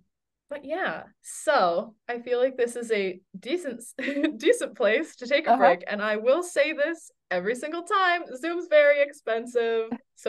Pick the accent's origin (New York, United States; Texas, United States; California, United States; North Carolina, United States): North Carolina, United States; reading it in at home, I'm from North Carolina, reading it at home, much different experience than reading it here.